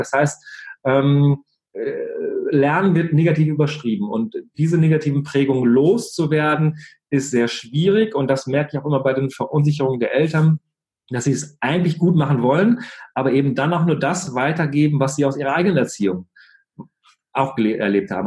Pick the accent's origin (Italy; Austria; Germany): Germany; bei uns in Deutschland